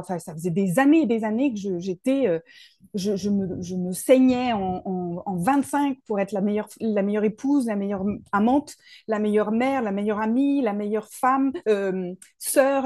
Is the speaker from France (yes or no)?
yes; Paris region, Île-de-France, France; moved away as an adult; now in Toulouse, France; je viens de Paris. je suis née en région parisienne, j'ai grandi là-bas